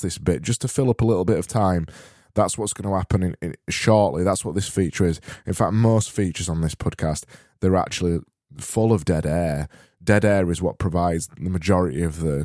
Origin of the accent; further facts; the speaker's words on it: Barnsley, Yorkshire and the Humber, United Kingdom; I am from Barnsley and we extend our vowels until they're desperately trying to not exist anymore